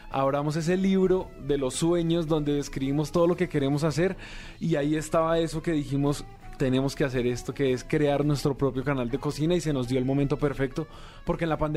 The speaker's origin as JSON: {"language": "Spanish", "country": "Colombia", "said": "yo soy de Colombia y Erwin de Venezuela"}